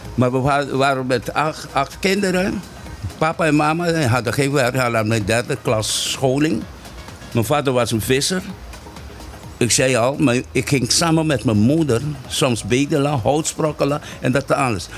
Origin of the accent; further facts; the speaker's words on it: Caribbean Netherlands; first language Papiamento; Dutch is a second language; also born or lived in Rincon, Bonaire; hier op Bonaire